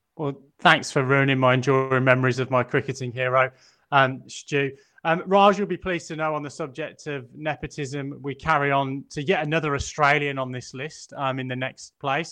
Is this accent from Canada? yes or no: no; England, United Kingdom; as an Englishman